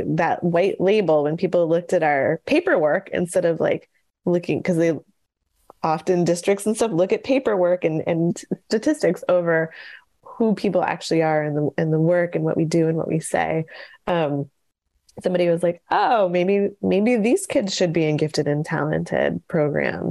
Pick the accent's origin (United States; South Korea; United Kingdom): United States; Syracuse, New York; where we grew up in Syracuse, New York